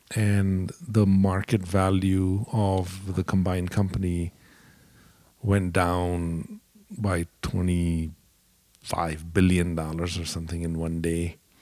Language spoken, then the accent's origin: English; India; moved away as an adult; also born or lived in Dallas, United States; now in United States; I grew up in India